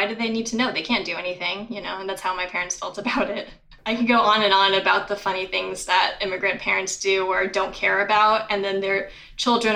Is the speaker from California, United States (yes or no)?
yes; Bay Area, California, United States; I grew up in the Bay Area in California